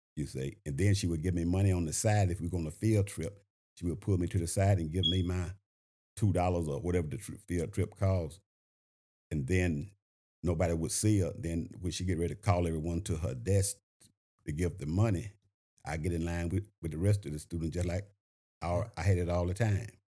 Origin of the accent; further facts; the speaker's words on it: Shreveport, Louisiana, United States; moved away as an adult; now in Augusta, United States; I'm originally from Shreveport, Louisiana. Uh, I graduated from a high school called Bethune Junior Senior High School